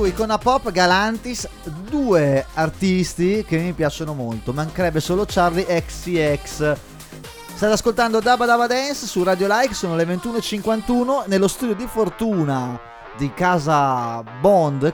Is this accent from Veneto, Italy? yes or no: no; Brescia, Lombardy, Italy; vengo dal Texas d'Italia, che è Brescia